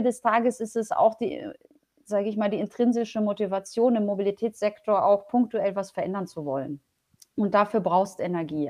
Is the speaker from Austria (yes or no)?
no; Germany; born or raised there; German is a second language; also born or lived in Poland